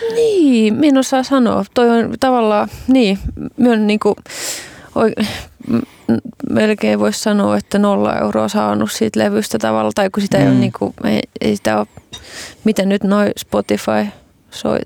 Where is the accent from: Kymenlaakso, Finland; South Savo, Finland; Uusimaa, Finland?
Kymenlaakso, Finland; Kotka; Kotkassa vuonna 1989.